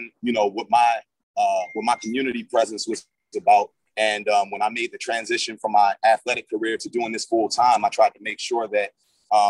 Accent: Baltimore, Maryland, United States; the Baltimore that we live in now is way too much like the Baltimore of my youth

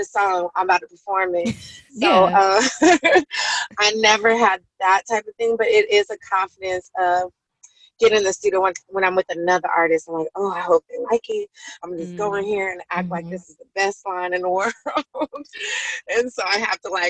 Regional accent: Colorado, United States; moved away; also born or lived in Atlanta; I came from Colorado

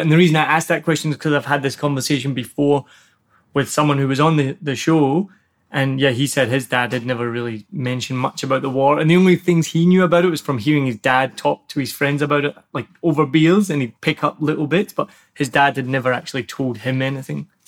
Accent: Glasgow, Scotland, United Kingdom; first language English; moved away as an adult; now in Vietnam; I'm just from Glasgow and I've lived there my whole life.

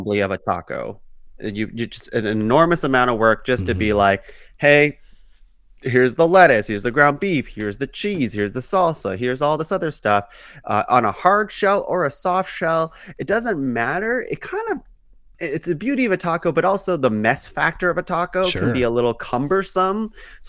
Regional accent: Canada; I'm also Canadian

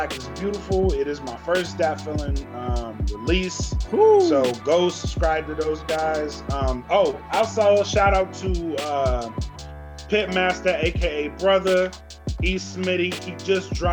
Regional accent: Louisiana, United States; I'm from Louisiana

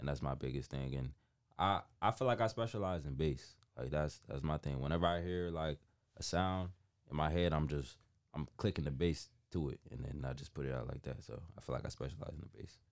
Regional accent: New Haven, Connecticut, United States; originally I'm from New Haven, Connecticut

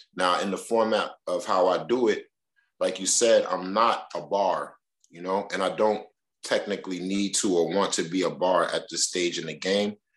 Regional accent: New York City, New York, United States; my mom's neighborhood where I grew up at is always home base

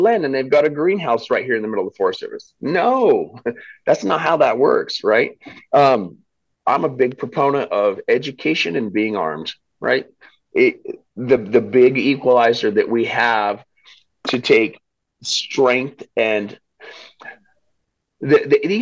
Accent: Southeastern Idaho, United States; I grew up in Southeastern Idaho

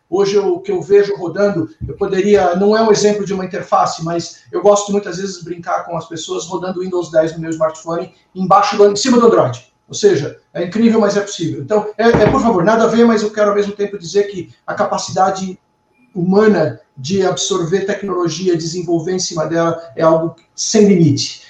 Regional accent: Brazil; eu, particularmente como brasileiro

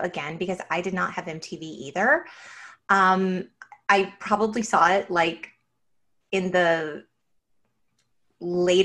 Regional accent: San Gabriel Valley, California, United States; We grew up in the San Gabriel Valley. We know suburbs and cars.

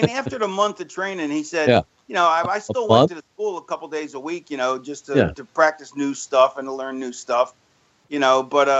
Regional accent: Florida, United States; also born or lived in Philadelphia, United States; No, I lived in Florida. I grew up in Florida. I was born in Philly and lived there till I was 9.

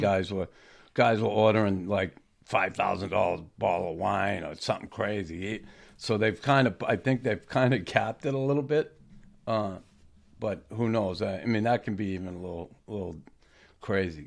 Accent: United States; I'm an American.

